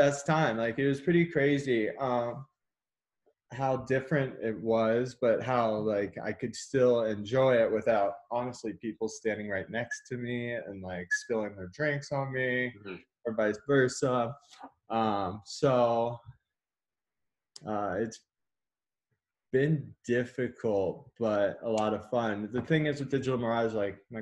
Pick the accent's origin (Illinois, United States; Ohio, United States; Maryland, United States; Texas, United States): Texas, United States; moved away as an adult; now in Colorado, United States; I'm actually from Texas and I moved out here 2013